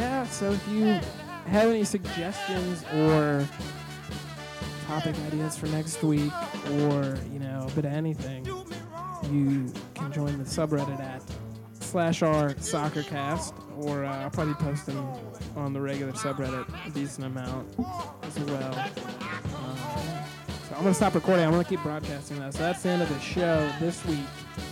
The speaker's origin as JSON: {"language": "English", "country": "United States", "said": "as an American"}